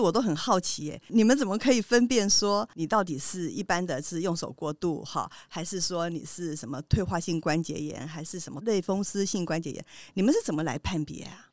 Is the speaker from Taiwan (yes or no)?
yes; Taiwan; 我们台湾人哦，他久病哦，就会自己变医生哦。